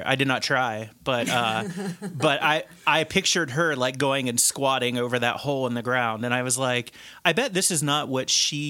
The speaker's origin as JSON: {"language": "English", "town": "Cincinnati", "region": "Ohio", "country": "United States", "said": "I'm from Cincinnati originally."}